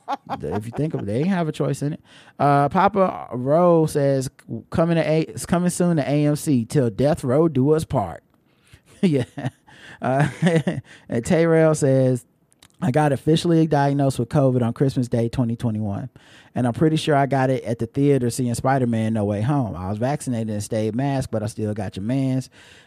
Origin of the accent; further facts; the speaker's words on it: Jamaica; I'm Jamaican.